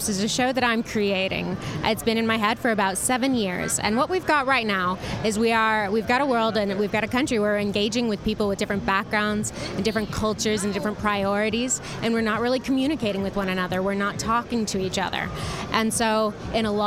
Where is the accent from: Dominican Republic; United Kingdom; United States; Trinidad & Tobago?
United States; San Francisco, California; I come from San Francisco in the Bay Area